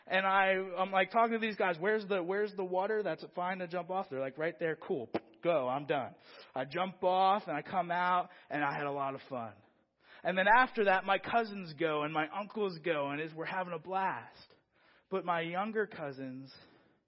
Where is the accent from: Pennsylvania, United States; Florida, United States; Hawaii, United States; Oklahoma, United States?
Pennsylvania, United States; Philadelphia; moved away; originally, I'm from Philadelphia.